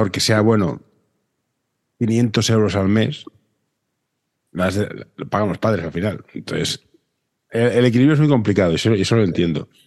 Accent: Barcelona, Catalonia, Spain; Barcelona, yo soy de Barcelona.

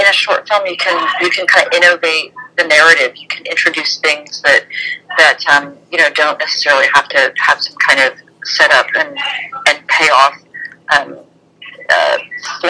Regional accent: Columbus, Ohio, United States; moved away; I grew up in Columbus

